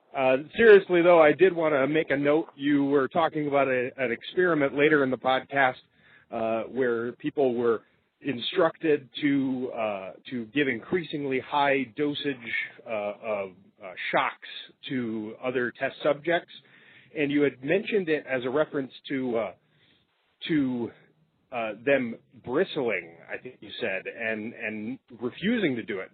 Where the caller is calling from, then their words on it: Michigan, United States; I'm calling from Michigan.